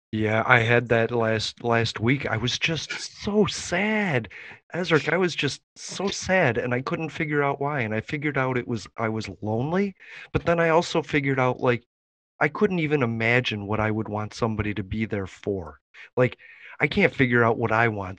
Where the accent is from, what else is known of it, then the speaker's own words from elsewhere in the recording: Chicago, Illinois, United States; I'm from Chicago and I got to go to Wrigley Field anytime I wanted.